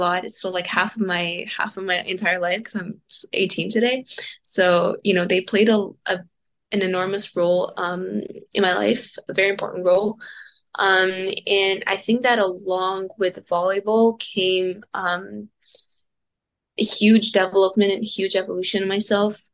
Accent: Paris, Île-de-France, France; I was born in Paris

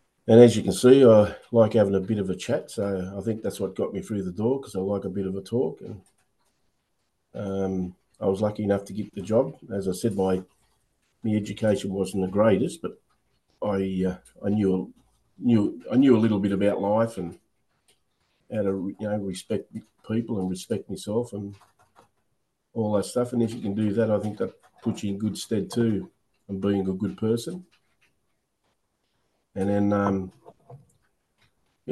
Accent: Illawarra, New South Wales, Australia; also born or lived in Dapto; I'm a local bloke, born and bred in Illawarra.

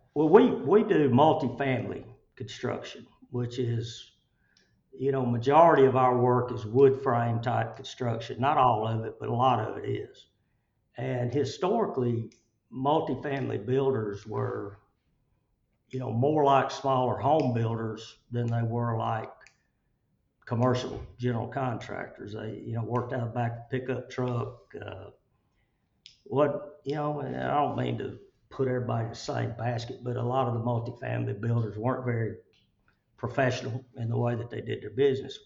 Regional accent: Chelsea, Alabama, United States; I grew up in Chelsea

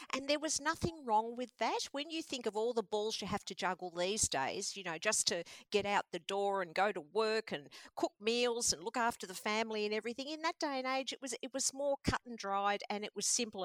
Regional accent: Mordialloc, Victoria, Australia; I grew up in Mordialloc, and that was also a new area at that time in the 60s.

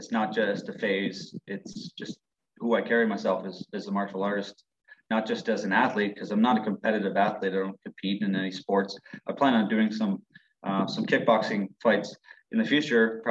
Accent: Ontario, Canada; I'm from Ontario.

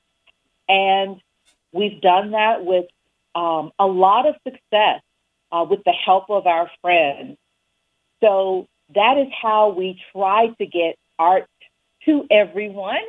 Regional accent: Winston-Salem, North Carolina, United States; moved away as an adult; also born or lived in New Haven, Connecticut; now in Kalamazoo, United States; I was born in Winston-Salem, North Carolina, and I grew up there

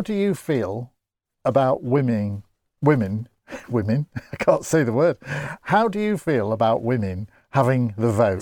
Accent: Grimsby, Yorkshire and the Humber, United Kingdom; I come from Grimsby

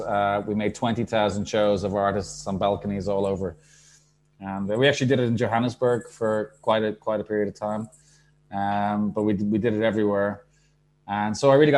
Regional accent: Dublin, Leinster, Ireland; now in Portugal; my background is I'm from Dublin, Ireland

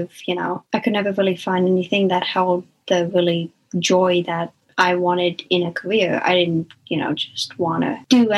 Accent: South Paris, Maine, United States; I'm from South Paris, Maine

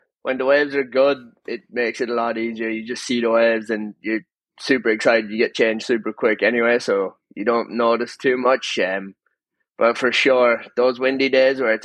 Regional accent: Sligo, Connacht, Ireland; I'm from Sligo. It's like the northwest of Ireland. Okay. Just grown up here and lived here my whole life

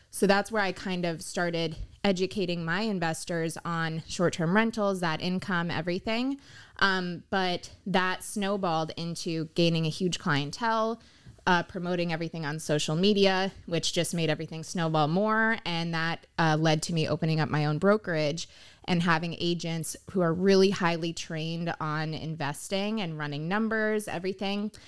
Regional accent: Pompano Beach, Florida, United States; I'm born and raised in Pompano Beach. I've always lived in South Florida

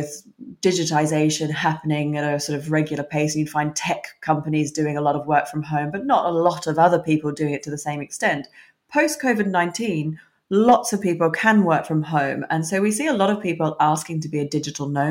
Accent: Australia; moved away as an adult; now in United Kingdom; I'm originally Australian myself. I migrated to the UK when I was 21.

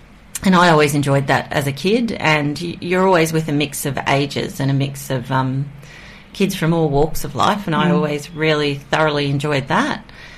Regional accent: central western Queensland, Australia; also born or lived in St. George / Kingaroy / Wagga Wagga; now in Kiama, Australia; I'm from Queensland, which I think a lot of folks know, but I'm actually from central western Queensland.

